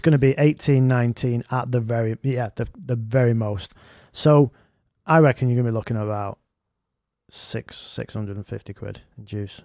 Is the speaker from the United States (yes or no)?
no; Manchester, North West England, United Kingdom; I'm from Gorton, me